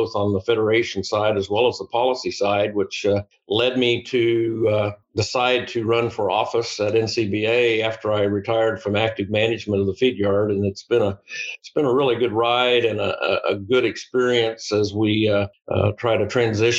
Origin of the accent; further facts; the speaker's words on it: Flint Hills, Northeast Kansas, United States; I'm a native of Northeast Kansas. I grew up in the Flint Hills.